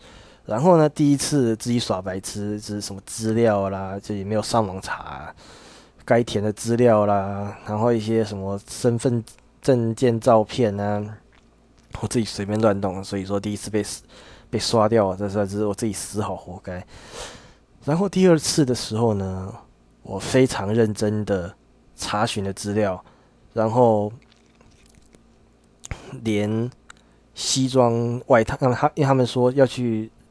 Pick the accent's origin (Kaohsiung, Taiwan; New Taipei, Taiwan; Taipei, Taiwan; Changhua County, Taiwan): Changhua County, Taiwan; 我的家里，我我的老家在彰化这边，呃。虽然说不到乡下的程度，但是我只是从以前就是一直非常的向往台北啊那种繁华夜都市的生活